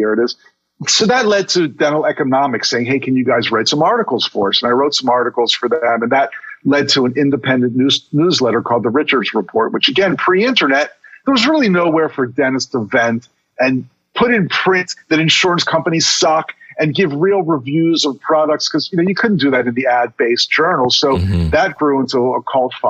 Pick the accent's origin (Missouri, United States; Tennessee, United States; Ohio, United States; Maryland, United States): Maryland, United States; Baltimore; also born or lived in Miami Beach; I moved back to my hometown of Baltimore